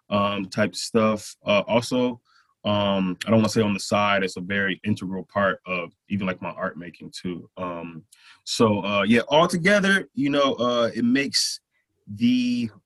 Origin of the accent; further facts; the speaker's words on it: Flint, Michigan, United States; now in St. Louis, United States; I'm from Flint, Michigan originally. I'm here in St. Louis